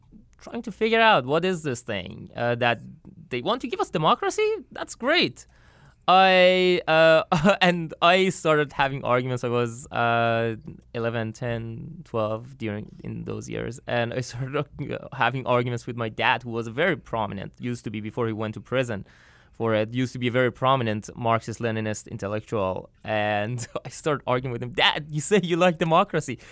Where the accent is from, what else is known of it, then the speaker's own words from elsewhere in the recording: north near Turkmenistan border, northern Iran, Iran; now in United States; I was born and raised in Iran in north near Turkmenistan border.